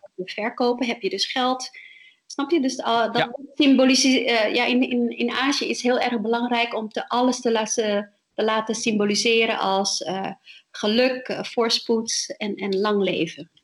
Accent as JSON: {"language": "Dutch", "town": "My Tho", "region": "Tiền Giang", "country": "Vietnam", "moved": "yes", "lives_now": "Netherlands", "said": "waar ik vandaan kom, is Mietho, is, eh, de hoofdstad van de provincie, eh, in, in het zuiden van Vietnam, aan de Mekong-delta"}